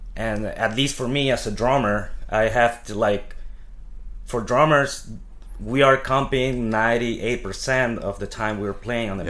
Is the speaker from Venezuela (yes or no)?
yes; Venezuela; moved away as an adult; now in New York City, United States; I come from Venezuela. Um, I moved to New York